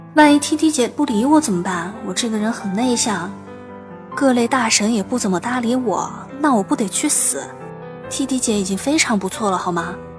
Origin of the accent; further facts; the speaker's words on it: Sichuan, China; 我仍然是一个每一期都努力把“努力”这个词发音发标准的四川人